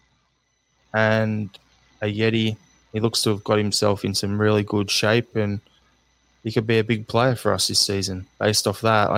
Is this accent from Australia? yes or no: yes; Australia; as an Australian